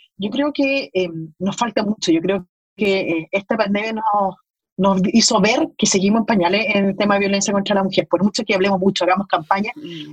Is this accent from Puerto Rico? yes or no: no; Chile; como, chileno.